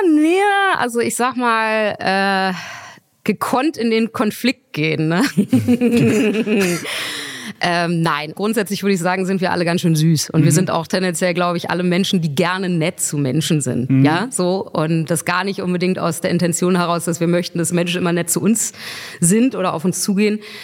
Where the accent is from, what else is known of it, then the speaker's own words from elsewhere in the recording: Berlin, Germany; ich bin Berlinerin